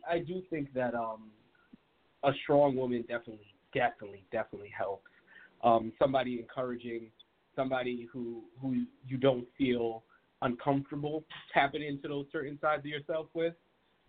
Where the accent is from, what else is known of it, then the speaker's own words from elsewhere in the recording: Grenada; now in Brooklyn, United States; I was born in Grenada, so very small island, and coming into Brooklyn